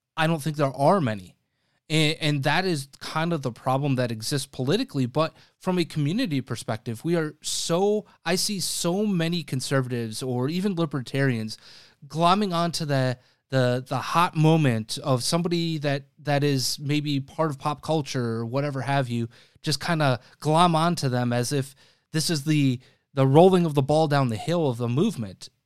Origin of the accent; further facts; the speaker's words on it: Wisconsin, United States; now in Chicago, United States; Wisconsin, my home state